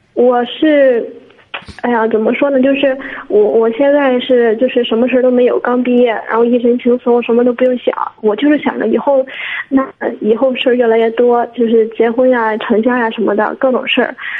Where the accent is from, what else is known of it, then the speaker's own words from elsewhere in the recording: Liaocheng, Shandong, China; 我是聊城的